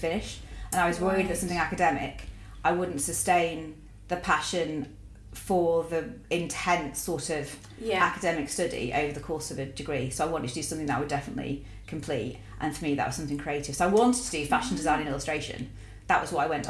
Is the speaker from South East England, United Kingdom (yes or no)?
no; Warrington, North West England, United Kingdom; also born or lived in Preston / Macclesfield; I'm from Warrington